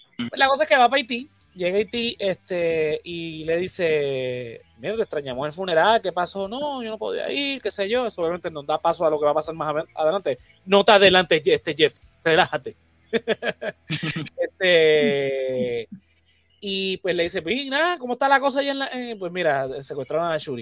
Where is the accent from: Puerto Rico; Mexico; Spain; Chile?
Puerto Rico